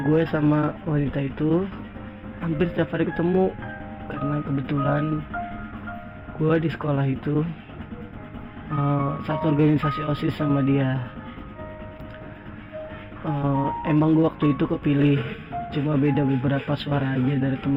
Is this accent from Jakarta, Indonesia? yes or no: yes; Jakarta, Indonesia; born there; Gue lahir di Jakarta dan sampai sekarang gue stay di wilayah baratnya Jakarta, tepatnya di wilayah Selipi.